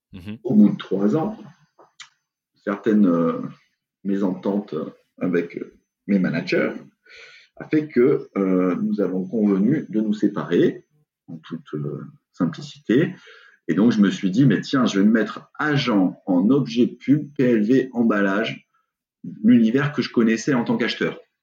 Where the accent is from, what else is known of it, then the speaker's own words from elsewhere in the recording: Aix-en-Provence, Provence-Alpes-Côte d'Azur, France; also born or lived in Bordeaux / England; je viens d'Aix-en-Provence et euh, aujourd'hui, la boîte est encore à Aix-en-Provence. J'ai pas passé ma vie à Aix-en-Provence, mais j'ai un peu bougé à Bordeaux